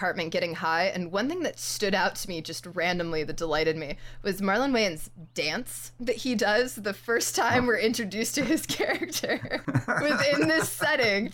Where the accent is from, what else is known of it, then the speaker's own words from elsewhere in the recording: New York, United States; I grew up in New York